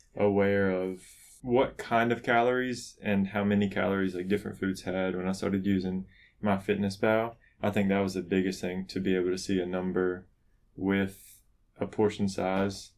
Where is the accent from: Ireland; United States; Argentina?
United States; the South; I grew up in the South, or we're still in the South, so I grew up around here